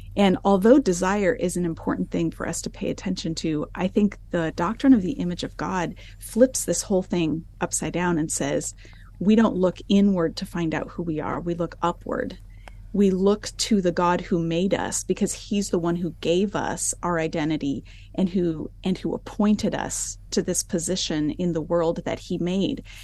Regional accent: United States; moved away as an adult; now in Alberta, Canada; I grew up in the United States in a Christian home

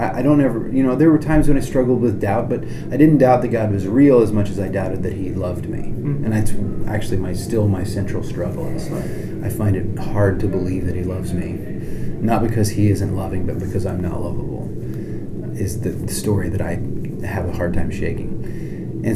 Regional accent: the Deep South, United States; born or raised there; also born or lived in central Illinois

